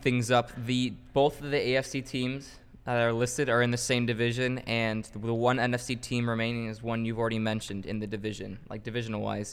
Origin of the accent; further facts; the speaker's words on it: Chicago, Illinois, United States; we're from Chicago